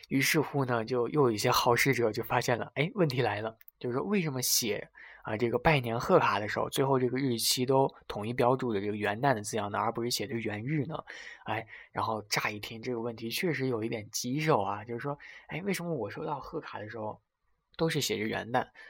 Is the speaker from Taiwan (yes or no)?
no; China; first language Chinese; 因为咱们是天朝人嘛，所以这个母语是汉语